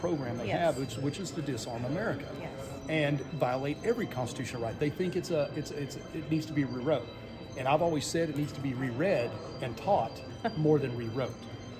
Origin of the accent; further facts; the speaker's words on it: Arizona, United States; Yes, and I'm actually from Arizona, so, you know, now you'll notice the Tennessee. I've been in Tennessee for a while, too.